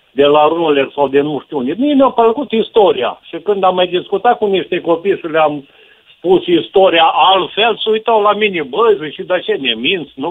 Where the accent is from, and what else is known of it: Brad, Hunedoara County, Romania